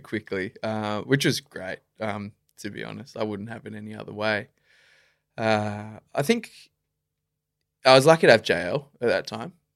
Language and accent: English; Melbourne, Victoria, Australia; I grew up in Melbourne